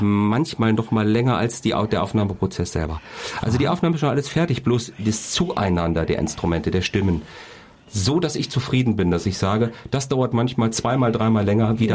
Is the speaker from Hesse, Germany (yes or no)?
yes; Kassel, Hesse, Germany; Ich bin ja quasi hier in Kassel geboren